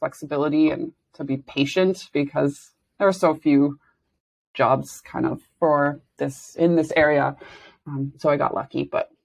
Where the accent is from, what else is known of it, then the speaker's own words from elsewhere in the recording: Saskatoon, Saskatchewan, Canada; moved away as an adult; I was born in Saskatoon, Saskatchewan, and did my first 2 degrees there, actually. So I lived there, like, right until I was 26